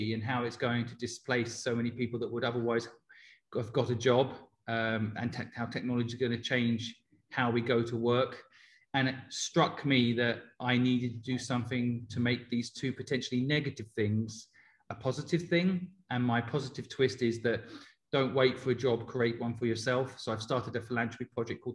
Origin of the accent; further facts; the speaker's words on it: Cambridge, East of England, United Kingdom; moved away as an adult; also born or lived in Hong Kong; now in London, United Kingdom; I grew up in Cambridge in England and spent 20 years of my life in England and 20 years of my life in Asia